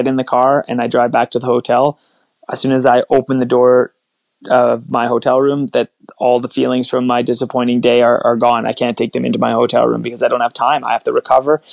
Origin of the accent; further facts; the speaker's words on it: Sudbury, Ontario, Canada; I grew up in Sudbury, Ontario, played a lot of hockey